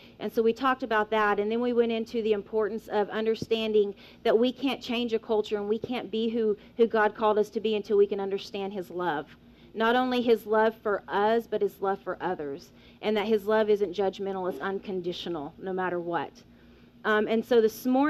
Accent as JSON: {"language": "English", "town": "Weatherford", "region": "Oklahoma", "country": "United States", "said": "I am from Weatherford, Oklahoma."}